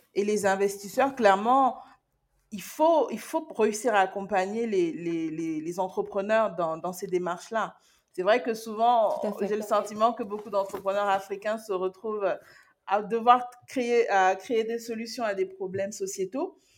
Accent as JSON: {"language": "French", "country": "Cameroon", "said": "en tant que Camerounaise"}